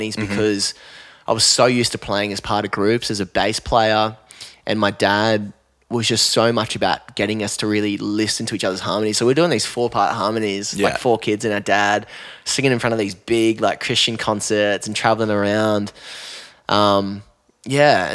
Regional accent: Newcastle, New South Wales, Australia; moved away as an adult; also born or lived in Chicago; now in Lennox Head, Australia; growing up in Newey

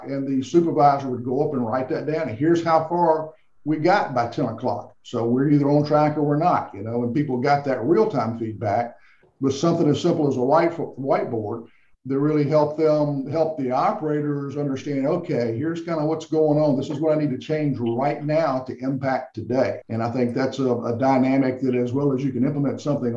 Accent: the South, United States; I'm from the South

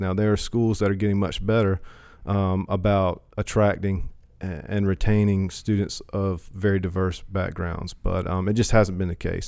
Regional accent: Hertford, North Carolina, United States; also born or lived in Chapel Hill / Greenville; I'm from Perquemines County, Hereford Ca, uh, Hereford native. Um, I've lived here my whole life

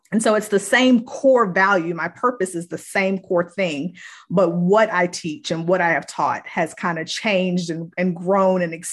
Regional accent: Virginia, United States; moved away as an adult; now in North Carolina, United States; I am originally from Virginia, but I have been living in North Carolina for the last 20 years. I came here 20 years ago for college um, because my background is in education. And so I have been here ever since.

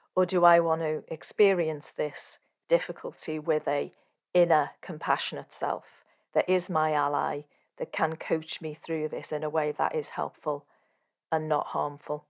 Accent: Sri Lanka; from Sri Lanka

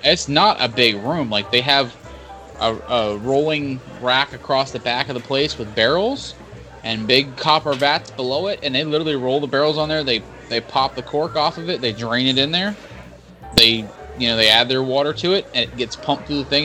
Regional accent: Georgia, United States; I'm from Georgia.

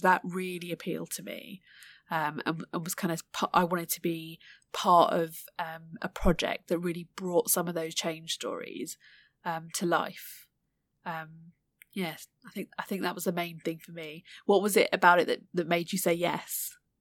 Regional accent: United Kingdom; born and raised, um, in the U K, but, um, of Indian heritage

